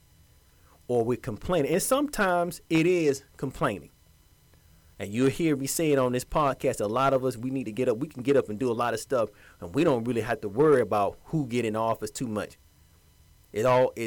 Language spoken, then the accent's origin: English; Georgia, United States; Georgia, my home state.